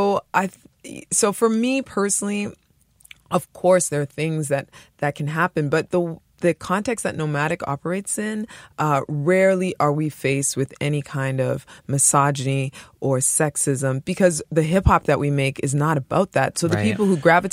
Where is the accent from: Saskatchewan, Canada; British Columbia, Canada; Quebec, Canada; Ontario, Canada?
Quebec, Canada; Montreal; I was growing up in Montreal, in Côte de Neige, in the 80s, in the early 90s